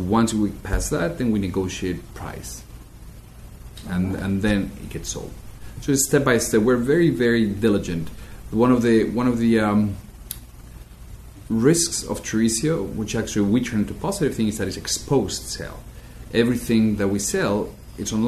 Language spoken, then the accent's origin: English; Spain; moved away as an adult; also born or lived in Madrid / London; now in New York, United States; I am from Spain, but my real education in instruments and music happened here in America